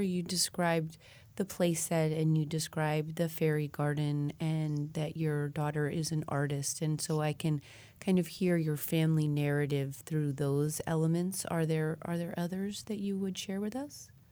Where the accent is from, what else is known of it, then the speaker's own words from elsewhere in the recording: Colorado, United States; moved away; I was born and raised in Colorado